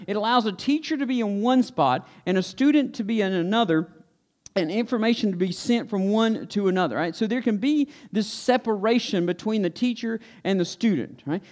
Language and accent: English; Stokes County, North Carolina, United States; when I was a kid, I was like most other kids growing up in Stokes County